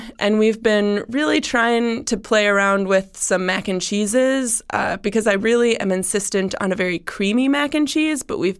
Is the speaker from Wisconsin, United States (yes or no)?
yes; Wisconsin, United States; now in Columbus, United States; I mean, I was raised in Wisconsin.